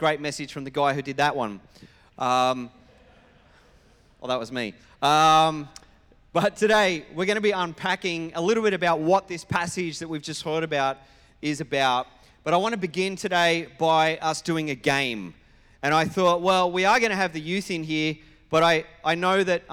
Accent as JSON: {"language": "English", "region": "New South Wales", "country": "Australia", "moved": "yes", "lives_now": "Queensland, Australia", "said": "as someone who comes from New South Wales as my state of origin."}